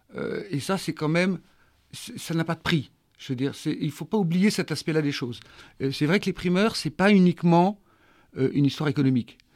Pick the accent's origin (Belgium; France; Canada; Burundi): France; Pauillac, Nouvelle-Aquitaine; j'ai vécu toute mon enfance à, Mouton, enfin une grosse partie de mon enfance à Mouton